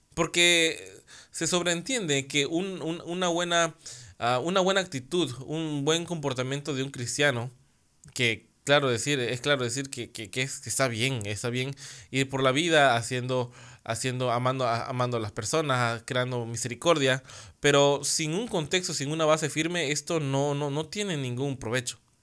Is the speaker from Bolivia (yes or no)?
no; Mexico; acá en mi país, en México